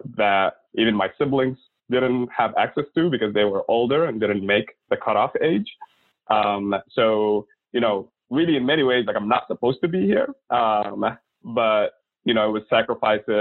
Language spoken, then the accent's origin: English; Oman; also born or lived in Sudan / Milwaukee; now in United States; the Sultanate of Oman, where I was born and lived the majority of my early life.